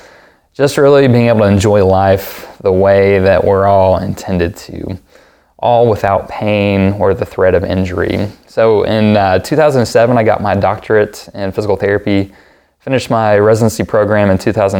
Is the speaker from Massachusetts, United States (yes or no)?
no; Knoxville, Tennessee, United States; also born or lived in Memphis, Tennessee; I was raised here in Knoxville, born in Memphis, but grew up in Knoxville